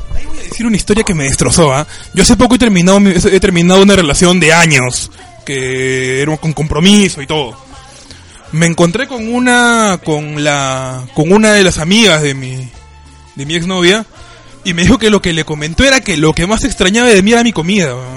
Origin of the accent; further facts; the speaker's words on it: Argentina; moved away; por costumbre argentina. Yo soy de cocinar bastante